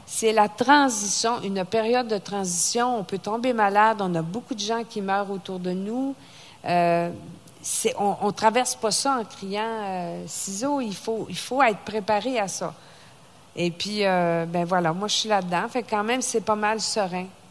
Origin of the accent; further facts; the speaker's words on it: Saguenay, Quebec, Canada; moved away; Au Saguenay, ma région natale, où je viens de me racheter un chalet